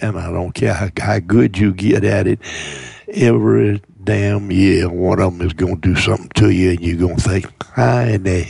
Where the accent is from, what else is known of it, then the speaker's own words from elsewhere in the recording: Mobile, Alabama, United States; I was born in South Alabama, born in Mobile